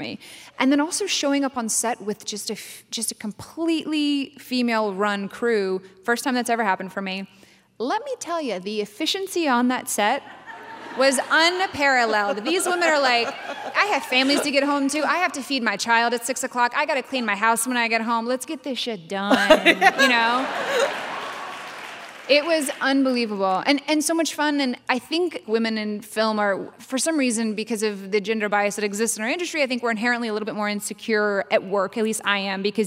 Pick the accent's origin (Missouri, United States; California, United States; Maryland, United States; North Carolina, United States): North Carolina, United States; also born or lived in Brooklyn, New York; now in Texas, United States; I grew up in North Carolina